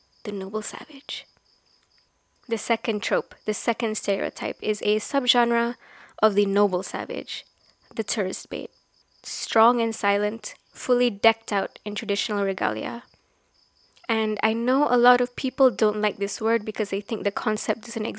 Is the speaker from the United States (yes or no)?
no; Sarawak, Malaysia; They would ask, "Where are you from?" And I would say, "Sarawak."